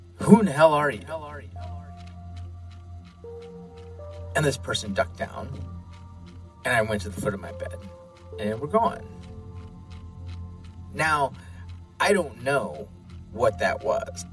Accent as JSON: {"language": "English", "region": "Midwest", "country": "United States", "tie": "born or raised there", "said": "Growing up in the Midwest"}